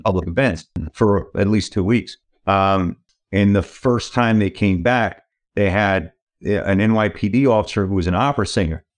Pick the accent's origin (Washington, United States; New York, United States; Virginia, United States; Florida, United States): New York, United States; moved away; also born or lived in California; I'm a New Yorker originally